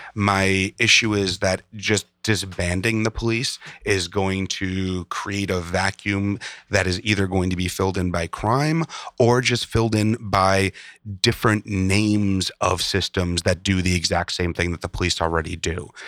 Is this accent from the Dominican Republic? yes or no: no; Chicago, Illinois, United States; I grew up in Chicago